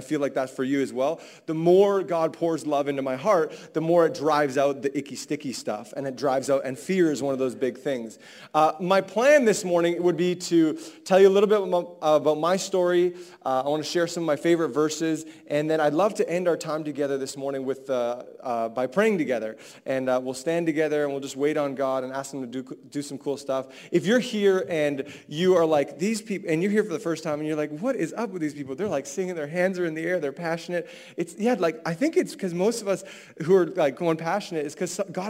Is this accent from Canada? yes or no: yes; Vancouver, British Columbia, Canada; I'm from Vancouver.